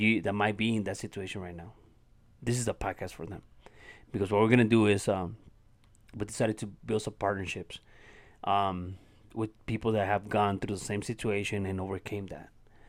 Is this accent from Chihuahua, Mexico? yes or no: yes; Ciudad Juarez, Chihuahua, Mexico; English is a second language; where I grew up here in Ciudad Juarez, Mexico. And I grew up in an environment that taught me how to become a violent person